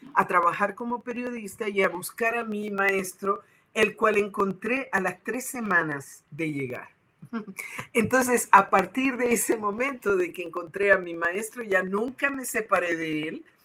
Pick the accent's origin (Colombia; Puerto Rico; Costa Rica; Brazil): Puerto Rico; now in Mexico City, Mexico; yo nací en Puerto Rico, en el Caribe